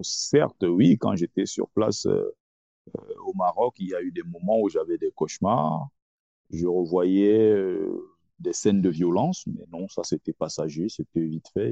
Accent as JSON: {"language": "French", "country": "Cameroon", "tie": "born or raised there", "also_born_or_lived": "Nkongsamba / Tonga", "moved": "yes", "said": "je suis camerounais"}